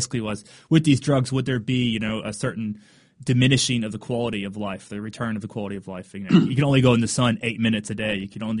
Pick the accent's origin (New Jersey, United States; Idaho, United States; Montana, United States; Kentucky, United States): Kentucky, United States; moved away; I'm originally from Kentucky. I don't live there anymore